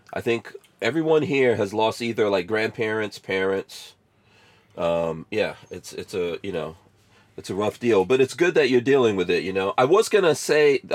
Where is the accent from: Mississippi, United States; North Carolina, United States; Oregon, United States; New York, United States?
New York, United States; New York City; I grew up in New York City